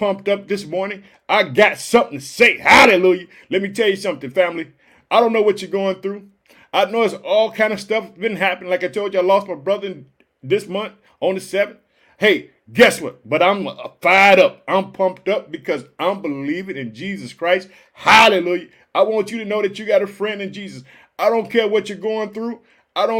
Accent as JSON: {"language": "English", "region": "Illinois", "country": "United States", "also_born_or_lived": "Chicago", "said": "in the state of Illinois, which is my home state. I reside in the city of Chicago"}